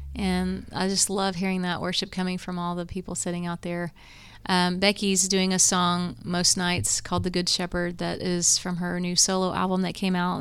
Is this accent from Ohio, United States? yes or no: yes; Morrow, Ohio, United States; now in Tennessee, United States; we grew up in Morrow, which is close to here